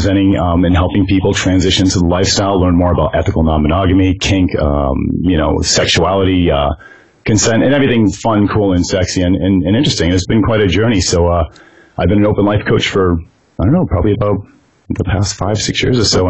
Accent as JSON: {"language": "English", "town": "San Francisco", "region": "California", "country": "United States", "tie": "born or raised there", "said": "I grew up in San Francisco, California"}